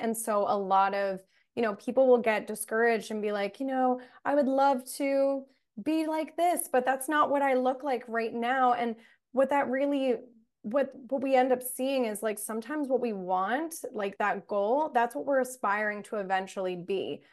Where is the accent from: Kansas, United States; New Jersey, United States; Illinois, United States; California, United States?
New Jersey, United States; we're both from New Jersey